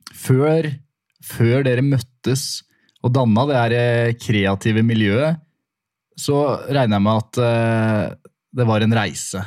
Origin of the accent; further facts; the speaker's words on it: Stavanger, Rogaland, Norway; Jeg er født i, født i Stavanger